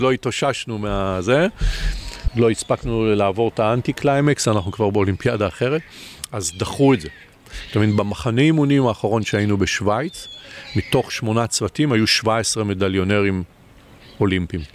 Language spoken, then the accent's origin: Hebrew; Israel; אני כישראלי